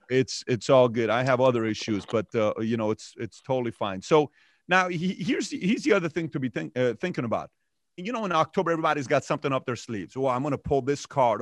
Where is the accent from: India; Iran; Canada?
Iran; now in United States; I'm from Iran myself.